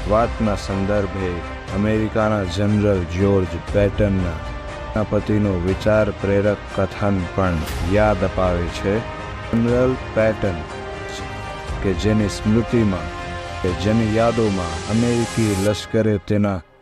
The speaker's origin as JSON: {"language": "Gujarati", "area": "Kathiawar", "region": "Gujarat", "country": "India", "said": "હું કાઠિયાવાડી છું"}